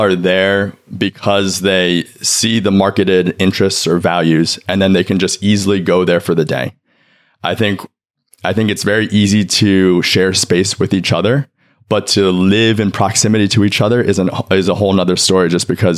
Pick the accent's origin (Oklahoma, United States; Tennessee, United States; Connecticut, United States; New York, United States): New York, United States; New York City; also born or lived in China; I was adopted from China by two dads. I grew up here in New York City.